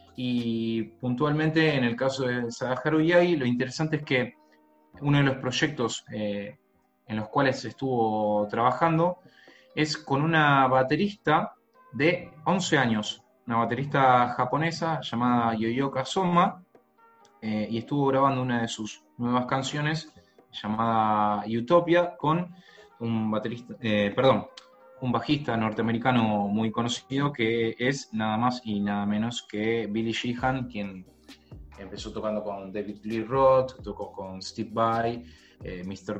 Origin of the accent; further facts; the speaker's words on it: Rosario, Santa Fe, Argentina; yo también estudiaba en un instituto de acá de, mi ciudad natal que se llama eh, Asociación Rosarina de Cultura Inglesa